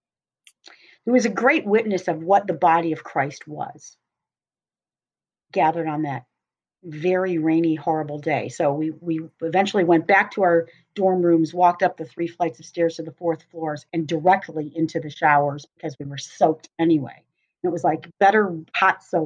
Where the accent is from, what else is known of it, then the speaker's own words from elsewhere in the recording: Cleveland, Ohio, United States; moved away as an adult; also born or lived in Boston; I grew up in Cleveland, Ohio, but went to Boston area to go to school.